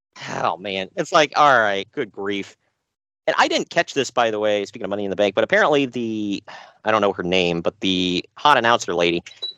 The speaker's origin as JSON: {"language": "English", "town": "Dayton", "region": "Ohio", "country": "United States", "said": "I'm your first host, lifelong wrestling fan, former radio guy, cat dad, and I hail from Dayton, Ohio, USA."}